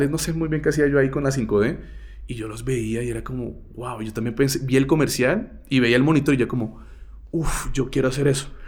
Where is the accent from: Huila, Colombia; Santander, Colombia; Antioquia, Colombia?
Santander, Colombia; Barrancabermeja; accent: santanderiano; moved away; Yo vengo de Barranca Bermeja y nada más alejado del mundo que Barranca